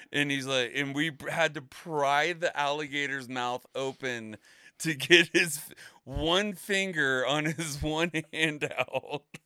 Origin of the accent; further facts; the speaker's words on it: Florida, United States; moved away; growing up in Florida